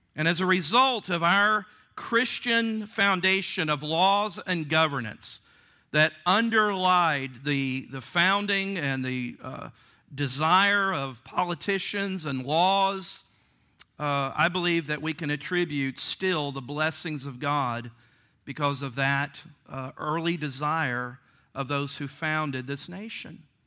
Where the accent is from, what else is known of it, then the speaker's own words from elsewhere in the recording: Virginia, United States; Virginia, my home state